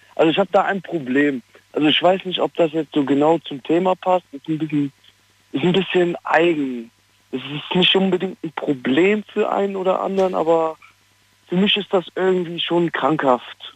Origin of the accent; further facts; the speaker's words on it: Ratingen, North Rhine-Westphalia, Germany; Ich bin aus Ratingen